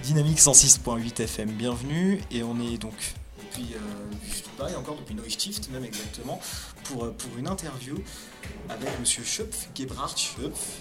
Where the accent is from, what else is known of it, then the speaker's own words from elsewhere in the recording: Paris, Île-de-France, France; Moi je suis originaire de Paris